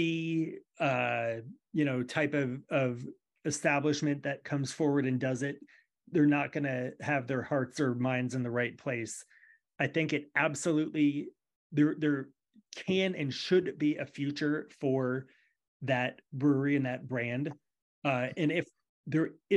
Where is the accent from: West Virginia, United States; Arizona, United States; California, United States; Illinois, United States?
California, United States; Born and raised in California